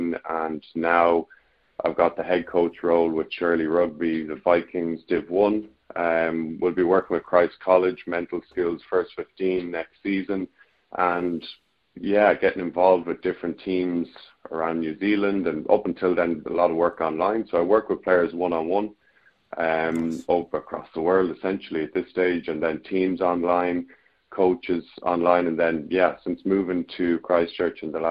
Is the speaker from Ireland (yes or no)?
yes; Ireland; I'm Irish